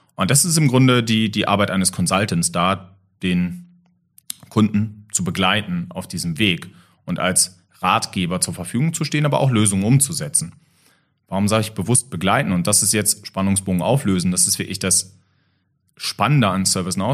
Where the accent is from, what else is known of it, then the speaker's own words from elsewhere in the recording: Germany; als Deutscher